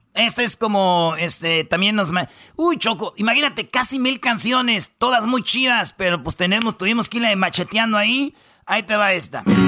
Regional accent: Jiquilpan, Michoacán, Mexico; also born or lived in La Jara; yo nací en Jiquilpan. Ahí vivimos un tiempo, nos fuimos al rancho. A La Jara se llama, y de La Jara volvemos a, a vivir en Jiquilpan. Pero en el rancho aprendimos muchas cosas

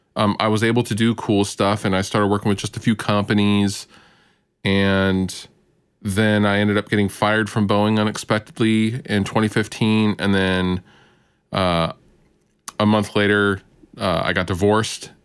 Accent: Seattle area, the Northwest, Washington, United States; It's the Seattle area. I'm from the Northwest

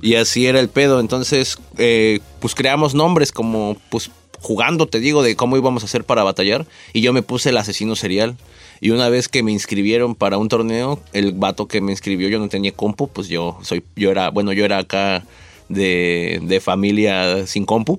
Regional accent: Nezahualcóyotl, State of Mexico, Mexico; yo nací en, en Ciudad Nezahualcóyotl

